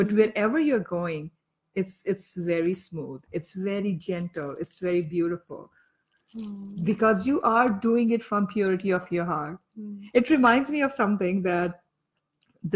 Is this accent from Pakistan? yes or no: yes; Pakistan; moved away; I am from Pakistan